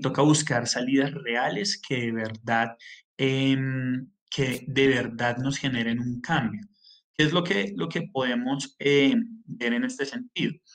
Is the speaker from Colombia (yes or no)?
yes; Colombia; nosotros eh, como colombianos